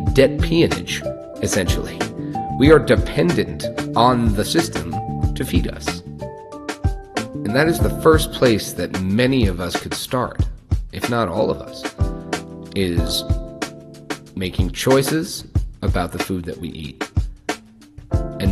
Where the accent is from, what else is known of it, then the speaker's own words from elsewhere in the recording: Long Island, New York, United States; I grew up in Long Island